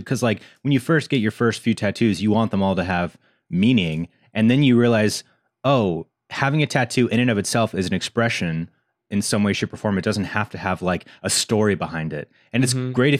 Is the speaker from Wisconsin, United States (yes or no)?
no; California, United States; I grew up here in the Valley, but when I moved here from after college, we lived in Koreatown, and I could see the Hollywood sign from my balcony.